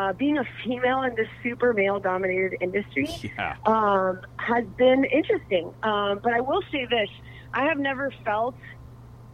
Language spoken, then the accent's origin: English; Miami, Florida, United States; now in Encinitas, United States; I'm originally from Miami, Florida, and being a girl from Miami, you know, moving to Encinitas, not really knowing anyone